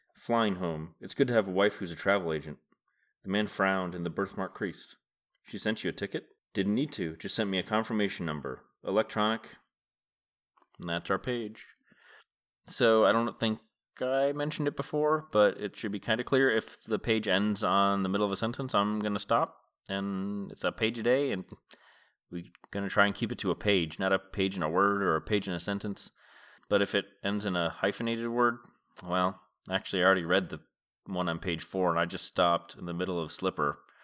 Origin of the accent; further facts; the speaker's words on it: Massachusetts, United States; I have memories of travel agents in, in the, the county of Massachusetts where I grew up.